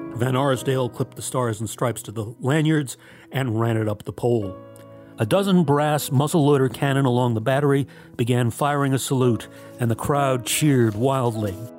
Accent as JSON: {"language": "English", "town": "Latham", "region": "New York", "country": "United States", "tie": "born or raised there", "said": "As a boy, I noticed a monument near my family's home in Latham, New York"}